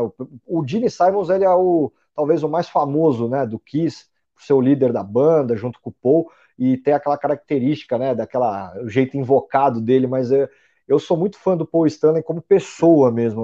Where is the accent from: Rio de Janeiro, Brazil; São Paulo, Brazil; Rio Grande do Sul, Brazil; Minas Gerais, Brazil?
São Paulo, Brazil; Eu sou de São Paulo, nasci em São Paulo